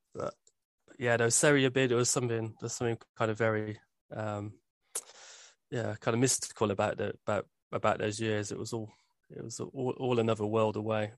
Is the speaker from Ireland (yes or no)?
no; Birmingham, West Midlands, United Kingdom; I grew up in Birmingham